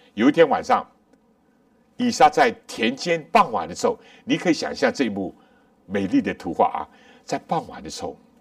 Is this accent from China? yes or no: yes; China; 我们中国人有一句话，有情人终成眷属